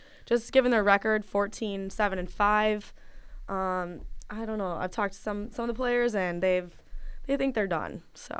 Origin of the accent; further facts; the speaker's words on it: Green Bay, Wisconsin, United States; I'm from Green Bay